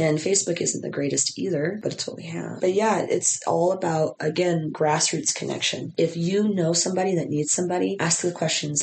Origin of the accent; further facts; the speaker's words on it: Utah, United States; my hometown